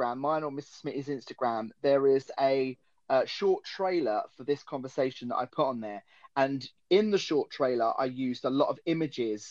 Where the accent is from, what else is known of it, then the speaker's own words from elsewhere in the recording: England, United Kingdom; I, as an Englishman